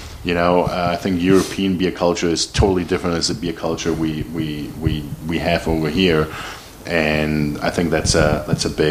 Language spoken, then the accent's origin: English; Germany; moved away as an adult; now in North Texas, United States; there was a family outing in a restaurant in Germany, and there was a picture where me as a little kid sitting on the table